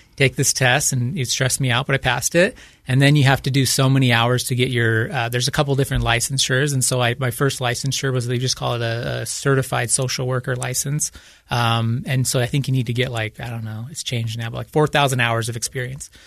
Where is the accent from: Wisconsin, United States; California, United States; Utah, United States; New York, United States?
Utah, United States; Growing up in Utah